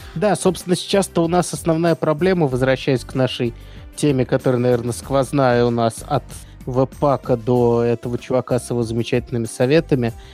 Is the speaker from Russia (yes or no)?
yes; Moscow, Russia; я из Москвы